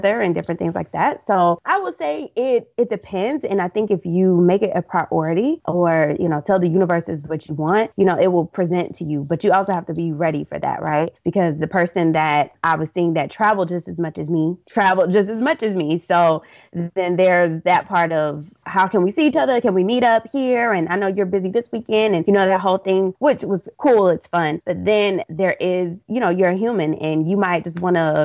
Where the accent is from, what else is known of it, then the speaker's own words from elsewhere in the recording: Deep South, United States; My parents are hard workers. We're from the Deep South.